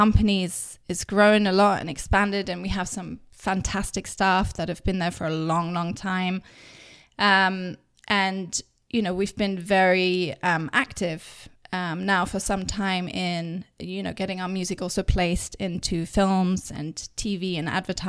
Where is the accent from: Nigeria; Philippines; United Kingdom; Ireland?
United Kingdom; England; accent: English; also born or lived in Germany; my English accent.